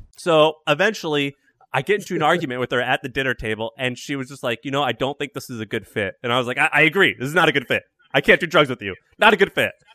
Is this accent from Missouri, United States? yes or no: yes; Missouri, United States; I'm from Missouri